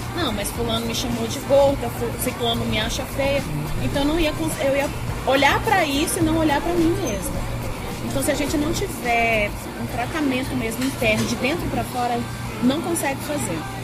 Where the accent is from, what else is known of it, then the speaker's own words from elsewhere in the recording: Brasília, Federal District, Brazil; eu nasci em Brasília, sou filha de gaúcho, é, de, de gaúcha com boliviano. E desde sempre morei aqui, nunca morei em outro